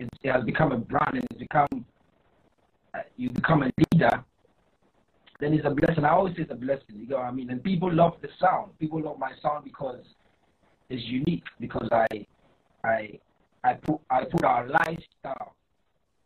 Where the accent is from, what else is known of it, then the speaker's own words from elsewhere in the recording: Greater Accra, Ghana; From where I come from, I come from the Greater Accra, the capital of Ghana